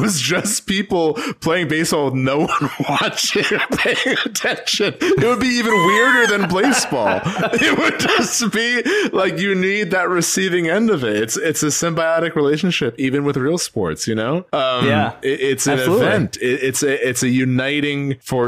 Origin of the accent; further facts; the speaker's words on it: Chicago, Illinois, United States; I'm from Chicago